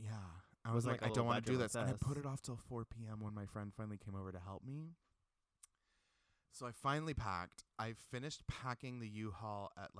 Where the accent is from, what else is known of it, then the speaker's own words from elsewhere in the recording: Pacific Northwest, United States; Yeah, because we're all from the Pacific Northwest and we can't pronounce things correctly.